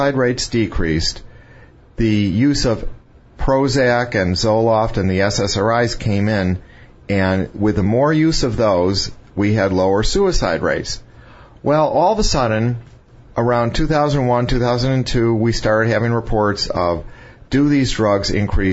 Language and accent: English; Chicago, Illinois, United States; I grew up around Chicago